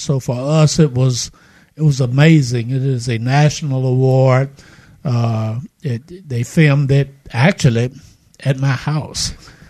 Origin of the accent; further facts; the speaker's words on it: Winter Haven, Florida, United States; now in Mobile, United States; from Winter Haven, Florida, which is Central Florida, which is a great area to be from.